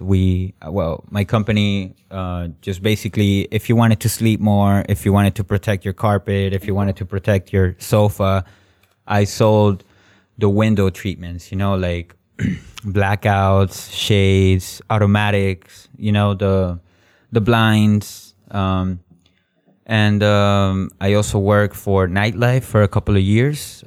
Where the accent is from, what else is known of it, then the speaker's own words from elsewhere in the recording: Miami, Florida, United States; moved away as an adult; now in Moscow, Russia; I'm from Miami, so I see hurricanes all the time every summer